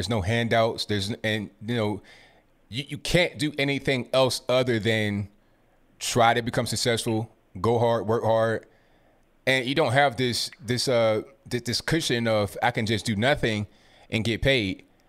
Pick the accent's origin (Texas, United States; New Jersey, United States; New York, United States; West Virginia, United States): West Virginia, United States; Rand; born there; I was born in West Virginia and Rand University, Rand, West Virginia, right outside of Charleston.